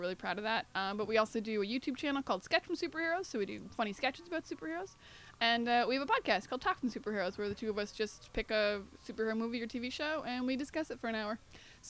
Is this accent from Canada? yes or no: yes; New Brunswick, Canada; we didn't have a comic book store in my hometown. I'm from New Brunswick, real small town.